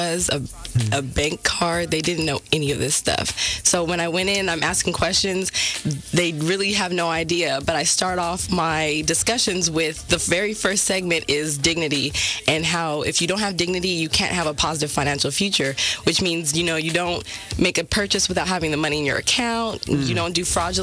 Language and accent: English; Stockton, California, United States; my hometown, Stockton